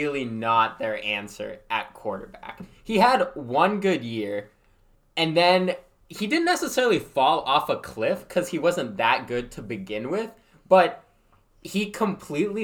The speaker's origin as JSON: {"language": "English", "town": "Boston", "region": "Massachusetts", "country": "United States", "said": "we're both from Boston"}